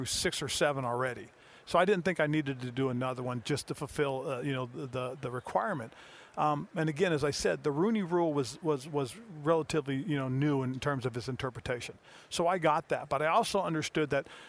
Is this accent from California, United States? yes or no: yes; Fort Ord, California, United States; I was in my hometown, Fort Ord, California